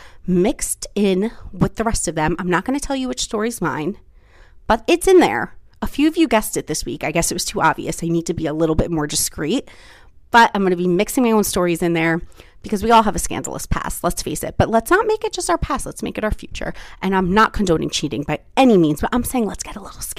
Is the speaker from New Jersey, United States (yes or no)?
yes; New Jersey, United States; moved away; I take you home to New Jersey with me for Thanksgiving, do some random footage with my family, with like in my hometown